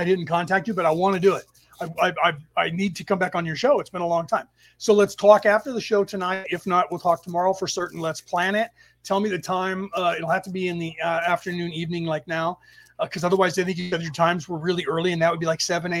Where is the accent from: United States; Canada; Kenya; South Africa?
United States; San Francisco Bay Area, California; the city that we grew up in the Bay Area, San Francisco Bay Area